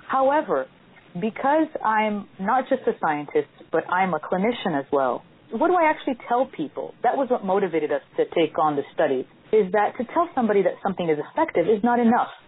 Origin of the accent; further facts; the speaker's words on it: Brazil; moved away as an adult; now in Miami, United States; I'm actually from Brazil, and that's where I pursued my physical therapy degree.